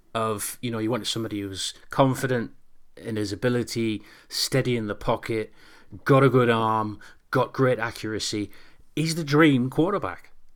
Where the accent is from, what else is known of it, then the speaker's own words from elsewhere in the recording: Newcastle upon Tyne, North East England, United Kingdom; I'm a Geordie.